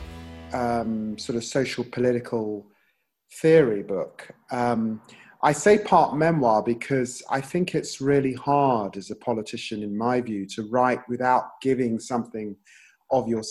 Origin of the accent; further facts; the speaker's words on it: London, United Kingdom; also born or lived in Peterborough; growing up in Tottenham and the Caribbean community into which I grew up